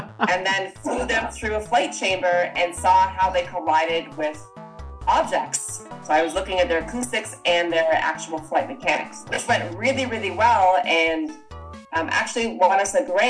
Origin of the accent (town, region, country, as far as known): Toronto, Ontario, Canada; born or raised there; moved away as an adult; also born or lived in Vancouver, Canada